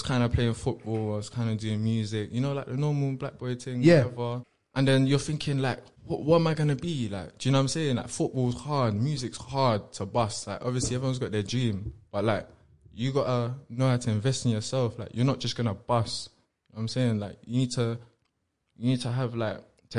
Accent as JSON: {"language": "English", "region": "London", "country": "United Kingdom", "tie": "born or raised there", "said": "Yeah, my first house was Chelsea in Kensington."}